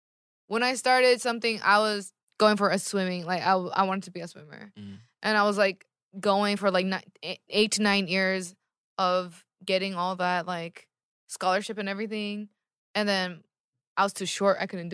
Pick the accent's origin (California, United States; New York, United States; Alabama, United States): California, United States; I'm from California.